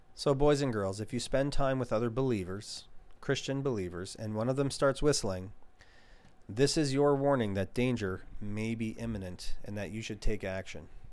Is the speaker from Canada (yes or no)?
yes; Canada; as a Canadian